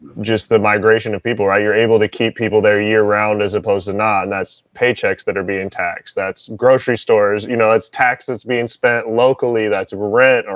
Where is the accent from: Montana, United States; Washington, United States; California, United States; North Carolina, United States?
Washington, United States; I'm from Washington